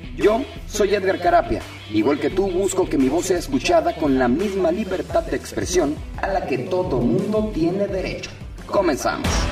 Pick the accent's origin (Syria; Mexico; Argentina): Mexico; Michoacán; now in Tijuana, Mexico; Yo me vine hace bastantes, este, bastante tiempo aquí a Tijuana he seguido, obviamente, digo, como, como buena paxinense, como buen michoacano, tengo que estar al tanto de, qué es lo que pasa en mi región, qué es lo que pasa en mi municipio